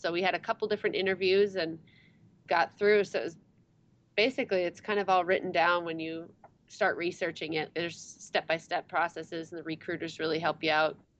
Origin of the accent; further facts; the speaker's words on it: Wisconsin, United States; moved away as an adult; also born or lived in Michigan / Arizona / South Korea; we grew up in Wisconsin, went to college in Michigan